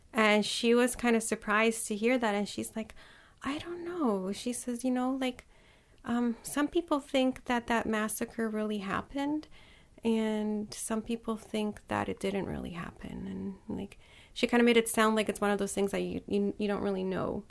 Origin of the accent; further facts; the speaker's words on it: Poland; I was born in Poland